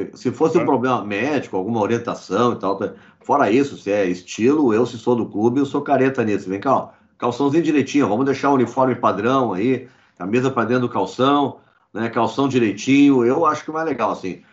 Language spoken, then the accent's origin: Portuguese; Brazil; sendo brasileiro